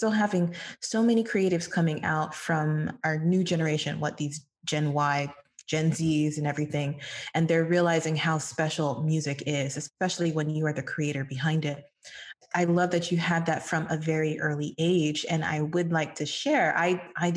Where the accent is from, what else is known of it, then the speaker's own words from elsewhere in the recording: Miami, Florida, United States; Miami is my hometown